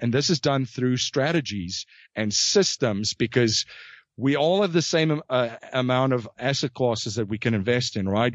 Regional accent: South Africa; moved away; I was originally from South Africa.

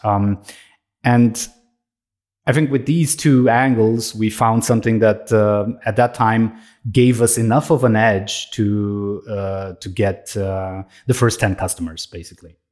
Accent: Romania; now in Austria; I'm originally from Romania. I'm living in Austria.

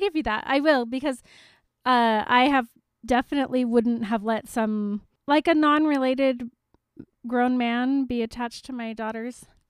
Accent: Salt Lake City, Utah, United States; I grew up in Salt Lake

